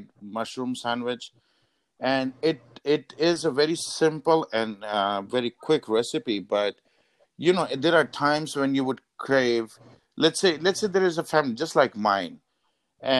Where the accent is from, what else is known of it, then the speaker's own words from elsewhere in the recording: India; moved away; I am Indian myself